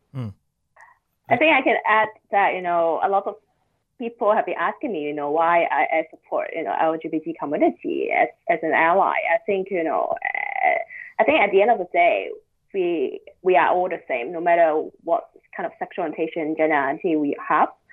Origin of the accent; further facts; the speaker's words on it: Hong Kong; moved away as an adult; now in Shanghai, China; growing up in Hong Kong, growing up in a traditional Chinese family